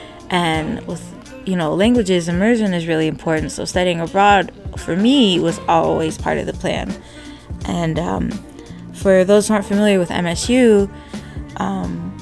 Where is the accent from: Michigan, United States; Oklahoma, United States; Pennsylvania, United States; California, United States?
Michigan, United States; I am from Michigan, born and raised